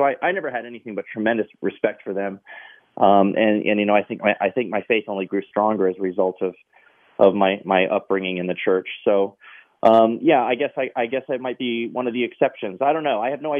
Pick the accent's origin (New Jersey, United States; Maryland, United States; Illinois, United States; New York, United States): Maryland, United States; I do remember I grew up in Maryland. I was in, we lived in Carroll County, Maryland.